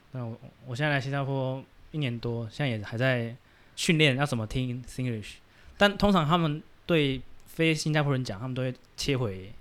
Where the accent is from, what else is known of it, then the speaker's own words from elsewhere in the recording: Taiwan; 我们台湾人